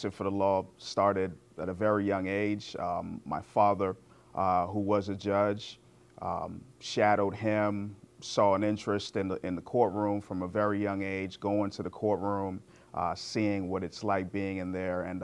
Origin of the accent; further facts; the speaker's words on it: Guyana; now in United States; I was born in Guyana, which is in South America.